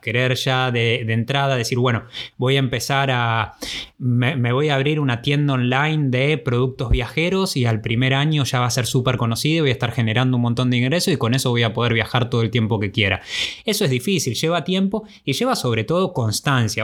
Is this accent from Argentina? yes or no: yes; Argentina; moved away as an adult; Esos primeros años desde que nos fuimos de Argentina el primero de enero del 2009